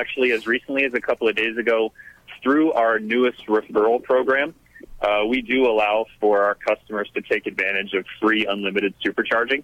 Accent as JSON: {"language": "English", "region": "Florida", "country": "United States", "moved": "yes", "lives_now": "California, United States", "said": "I'm from Florida, but out here in California"}